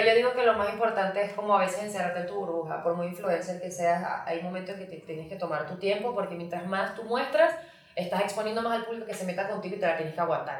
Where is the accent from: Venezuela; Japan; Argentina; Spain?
Venezuela; moved away as an adult; also born or lived in Miami, United States; now in Mexico; soy venezolana, viví en Venezuela, como fue a Miami